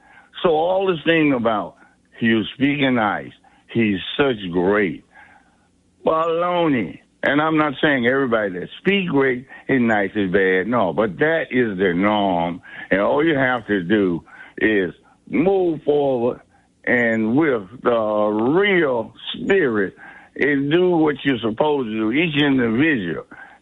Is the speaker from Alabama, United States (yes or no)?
yes; Selma, Alabama, United States; now in Atlantic City, United States; born and raised in Alabama, Selma